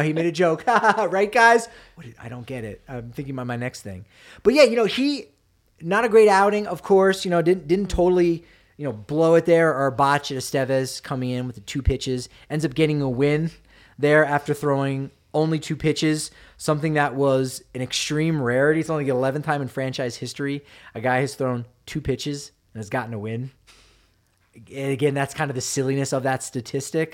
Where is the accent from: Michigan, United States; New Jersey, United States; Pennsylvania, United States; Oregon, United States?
New Jersey, United States; now in Denver, United States; I'm from New Jersey